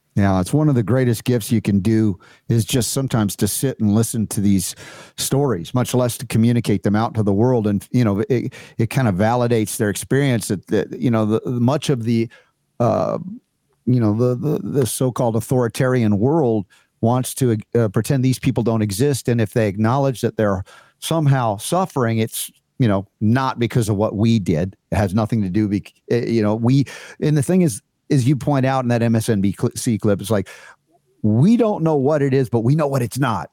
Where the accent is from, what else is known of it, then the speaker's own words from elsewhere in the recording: United States; I'm growing up as an American